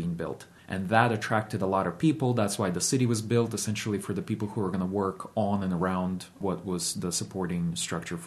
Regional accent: Ukraine; now in Shenandoah Valley, Virginia, United States; I was born in Ukraine. I was born in 1985

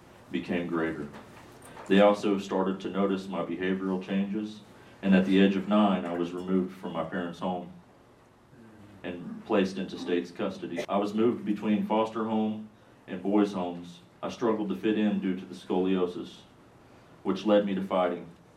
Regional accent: Kansas City, Kansas, United States; now in Harrisonburg, United States; in Kansas City, Kansas

